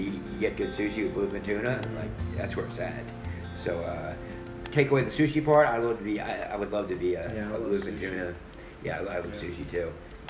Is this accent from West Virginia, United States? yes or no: no; Louisiana, United States; Like, I'm from Louisiana, so you're right down the way.